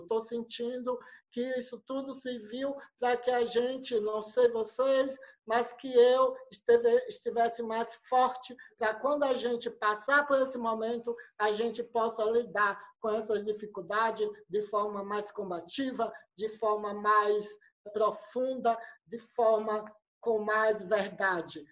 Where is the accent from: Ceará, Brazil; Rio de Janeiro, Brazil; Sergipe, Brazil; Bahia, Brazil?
Sergipe, Brazil; Santa Rosa de Lima; eu sou do interior aqui de Santa Rosa